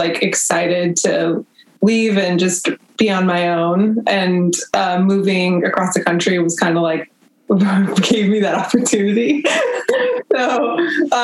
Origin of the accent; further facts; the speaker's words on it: Union City, California, United States; also born or lived in Boston / San Francisco; I was born in California, raised in the Bay Area